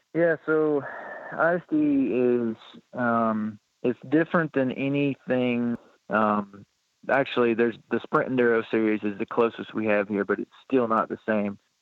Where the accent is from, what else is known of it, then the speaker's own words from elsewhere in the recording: Flaherty, Kentucky, United States; also born or lived in Louisville, Kentucky; born in Louisville, Kentucky, but I've lived in Flaherty, Kentucky, my whole life